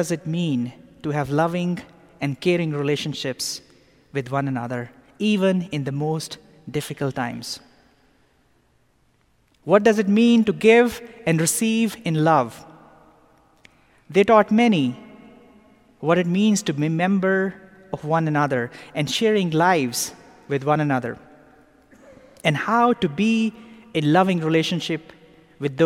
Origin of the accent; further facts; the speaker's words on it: Pakistan; now in Atlanta, United States; Growing up in Pakistan